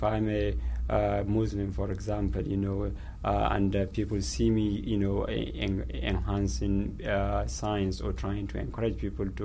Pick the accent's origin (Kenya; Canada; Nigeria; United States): Nigeria; moved away as an adult; also born or lived in United Kingdom; I was born and raised in Nigeria, and I went through the schooling system. And in 2011, I moved to the UK